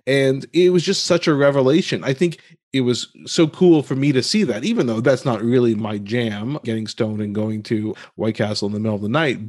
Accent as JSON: {"language": "English", "country": "United States", "tie": "born or raised there", "said": "being born and raised in America being South Asian"}